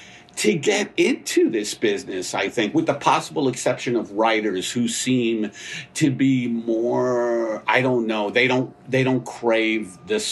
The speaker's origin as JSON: {"language": "English", "town": "New York City", "region": "New York", "country": "United States", "said": "I'm from Staten Island"}